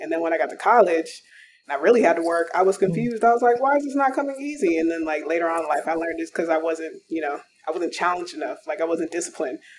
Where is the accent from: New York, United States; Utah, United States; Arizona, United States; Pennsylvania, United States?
Arizona, United States; growing up in Arizona